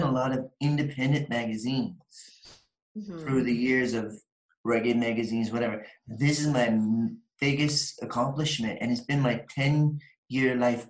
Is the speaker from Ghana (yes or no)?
no; Picton, Ontario, Canada; Picton, Ontario.